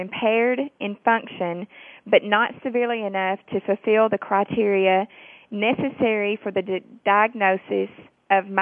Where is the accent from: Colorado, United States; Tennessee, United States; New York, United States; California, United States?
Tennessee, United States; accent: southern; I am from Tennessee